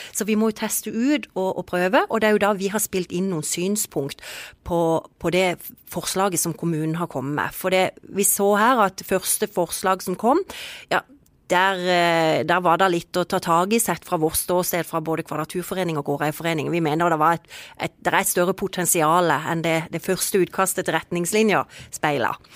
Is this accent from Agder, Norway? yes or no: yes; Kristiansand, Agder, Norway; vi som er jo født og oppvokst i Kristiansand